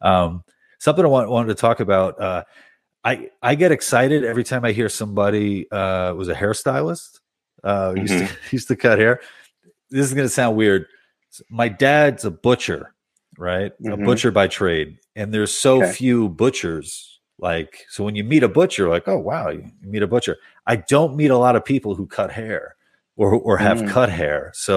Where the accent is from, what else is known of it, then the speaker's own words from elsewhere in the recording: Queens, New York, United States; Queens. Yeah. Queens